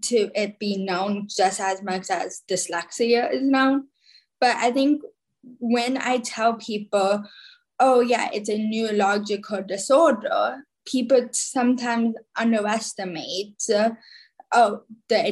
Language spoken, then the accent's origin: English; New Jersey, United States; also born or lived in Khabarovsk, Russia; I live in New Jersey. And this September, I will be a senior. I was adopted from Khabarovsk, Russia, when I was about 2.5 years old